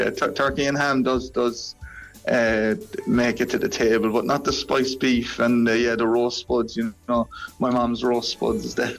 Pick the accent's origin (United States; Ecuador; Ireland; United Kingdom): Ireland; moved away as an adult; I'm still Irish, even though I'm living all the way over here.